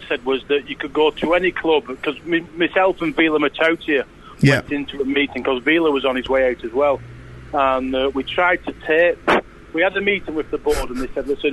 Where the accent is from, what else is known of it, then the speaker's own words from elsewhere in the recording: Leigh, North West England, United Kingdom; I come from Lee